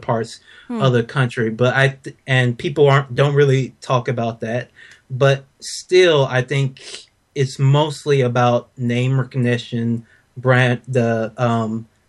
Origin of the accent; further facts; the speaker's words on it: the South, United States; I'm from the South.